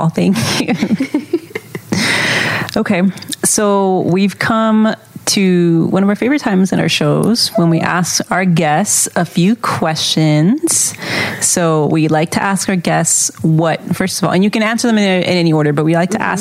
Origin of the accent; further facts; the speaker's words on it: Texas, United States; For instance, I was raised in Texas and my family and I have been victims of racism, so I know it's very real